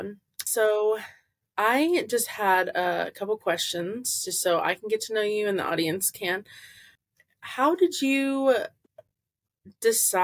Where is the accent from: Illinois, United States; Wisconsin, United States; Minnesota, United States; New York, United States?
Illinois, United States; Central; I'm from Central Illinois